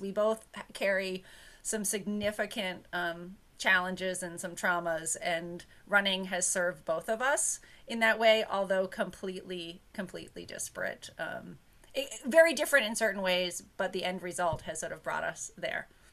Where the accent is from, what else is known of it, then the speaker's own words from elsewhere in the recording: New Hampshire, United States; I grew up in New Hampshire